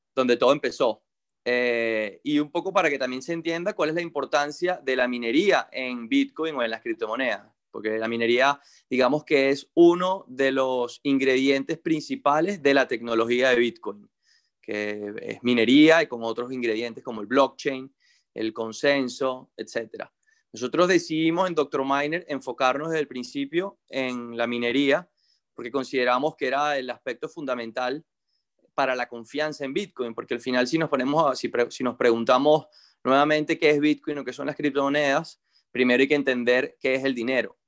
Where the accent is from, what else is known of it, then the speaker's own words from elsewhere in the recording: Venezuela; nosotros somos gente de Venezuela que estamos trabajando desde adentro acá